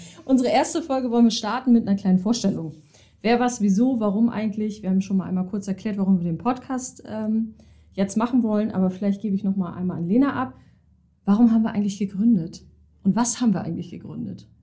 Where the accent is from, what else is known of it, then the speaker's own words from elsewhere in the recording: Hamburg, Germany; gebürtige Hamburgerin, bin auch nie so richtig weggekommen